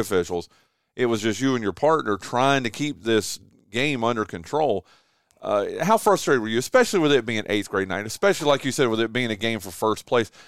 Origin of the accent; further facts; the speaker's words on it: Wilkes County, North Carolina, United States; now in Kinston, United States; I'm from Wilkes County